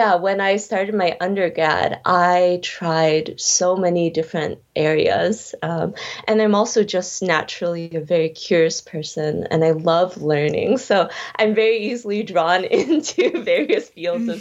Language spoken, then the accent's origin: English; Chicago, Illinois, United States; also born or lived in Berlin; I grew up in Chicago